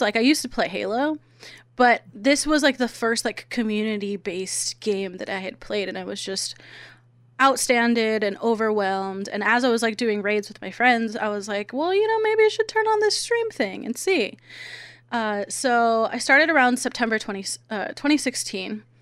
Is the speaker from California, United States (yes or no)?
yes; San Diego, California, United States; I'm from San Diego